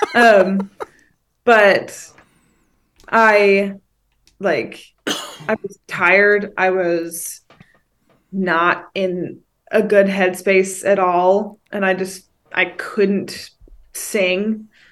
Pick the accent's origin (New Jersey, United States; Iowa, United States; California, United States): California, United States; Northern; I'm from the Northern Ca, like, NorCal district